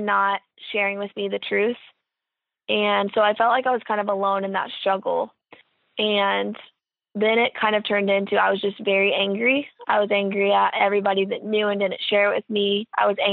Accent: Kokomo, Indiana, United States; I'm from Kokomo, Indiana. And my childhood was full of different sporting events

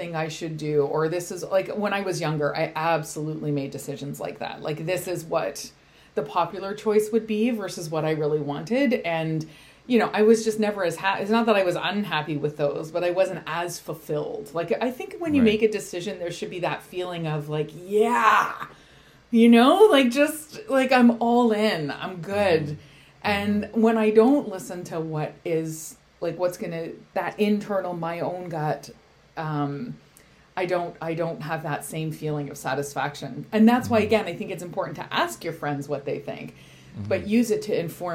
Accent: Canada; we're Canadian

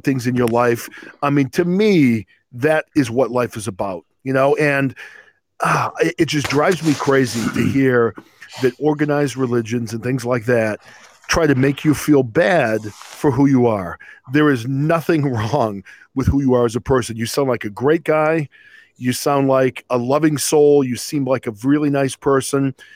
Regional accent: New England, United States; I was a Catholic growing up in New England

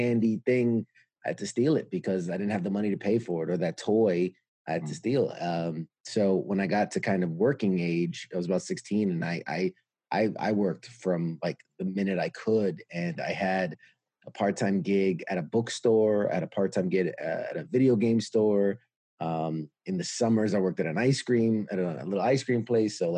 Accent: New York City, New York, United States; I'm born and raised New York City, U.S.

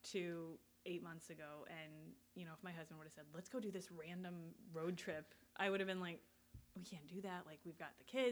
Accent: Colorado, United States; moved away as an adult; now in Chicago, United States; I grew up in Colorado

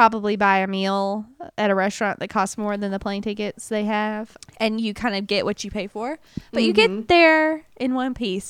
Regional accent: the South, United States; accent: southern; We're stupid Americans. I'm sorry. Like, listen to my southern accent.

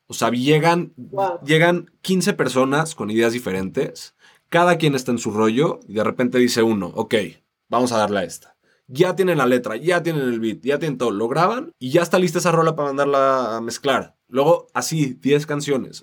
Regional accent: Mexico; somos latinos y, y, venimos de México, venimos a representar a México

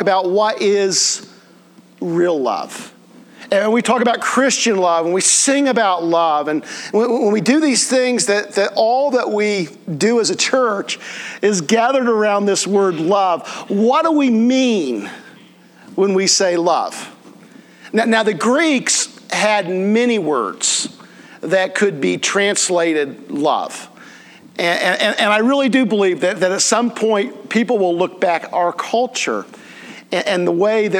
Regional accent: Connersville, Indiana, United States; We didn't have the Golden Arches in Connersville when I was growing up

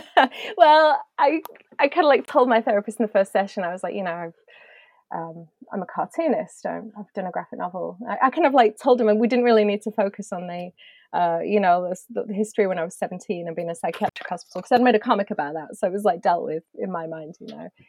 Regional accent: United Kingdom; being British

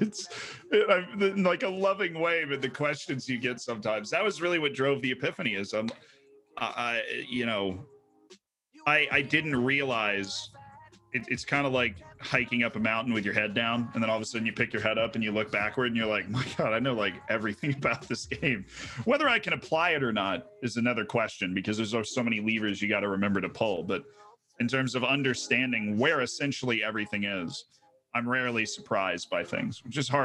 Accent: Florida, United States; first language English; I grew up in Florida

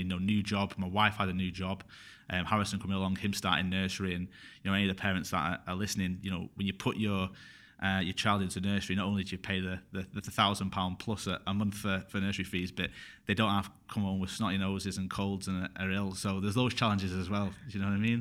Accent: Bury, North West England, United Kingdom; also born or lived in Glasgow; I'm from Berry, in Manchester

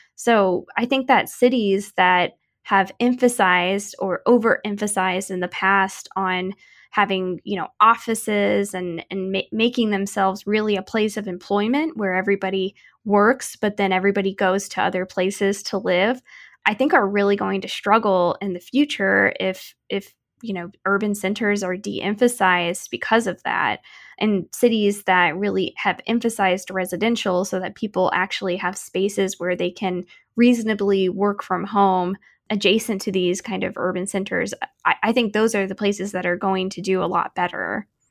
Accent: Wildwood, Missouri, United States; moved away; my hometown of Wildwood, Missouri

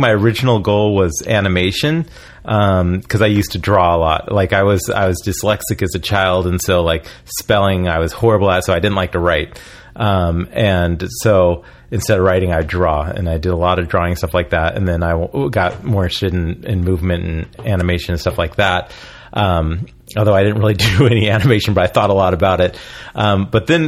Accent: Oregon, United States; moved away as an adult; also born or lived in San Francisco; now in Los Angeles, United States; I grew up in Oregon

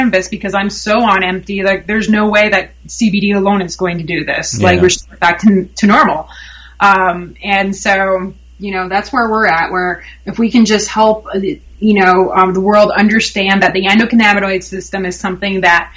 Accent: New Jersey, United States; also born or lived in Colorado; now in Denver, United States; I'm from Jersey

